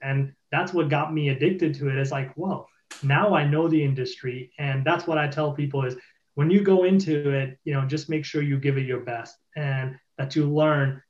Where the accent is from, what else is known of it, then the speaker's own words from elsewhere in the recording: Boston, Massachusetts, United States; I'm from Boston